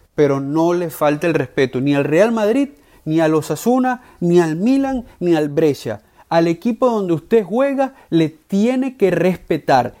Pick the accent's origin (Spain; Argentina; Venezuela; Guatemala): Venezuela; como venezolano